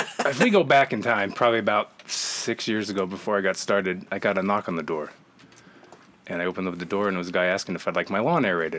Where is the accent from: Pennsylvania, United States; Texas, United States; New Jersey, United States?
New Jersey, United States; East Rutherford; New Jersey.